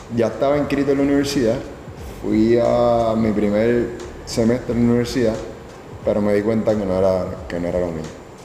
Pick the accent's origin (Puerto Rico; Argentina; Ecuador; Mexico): Puerto Rico; Carolina; Nací en Carolina, Puerto Rico, el febrero 10 del 81